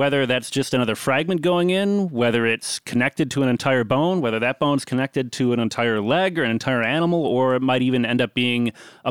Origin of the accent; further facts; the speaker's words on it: outside of Chicago, Illinois, United States; I grew up outside of Chicago.